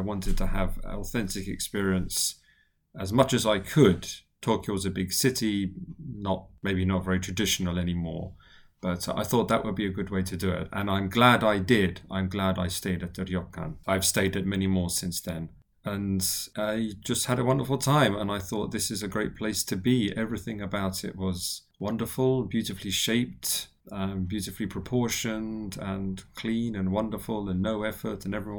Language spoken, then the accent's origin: English; London, United Kingdom; moved away as an adult; now in Japan; I'm originally from London in the UK. I have been living and working in Japan as a teacher for many years now